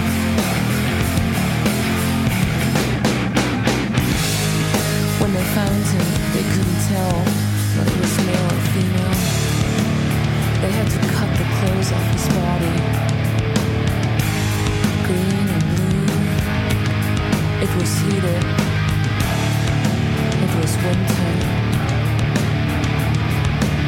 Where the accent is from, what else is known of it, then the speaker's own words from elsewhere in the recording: Graz, Styria, Austria; moved away as an adult; now in New York, United States; my hometown in Austria, in Graz